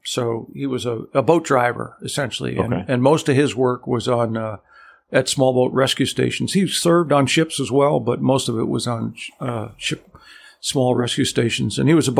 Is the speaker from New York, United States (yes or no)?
yes; New York, United States; now in Chatham, United States; And I grew up on the Hudson River in New York.